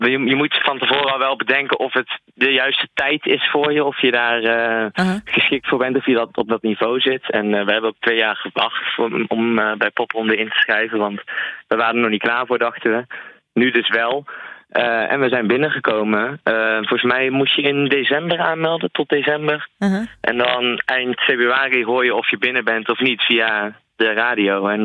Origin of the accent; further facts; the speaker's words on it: Nijmegen, Gelderland, Netherlands; Sowieso in Nijmegen zelf, in onze, in onze thuisstad.